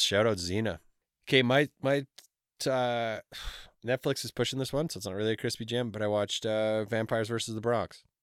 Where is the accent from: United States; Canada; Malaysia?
Canada; we're Canadian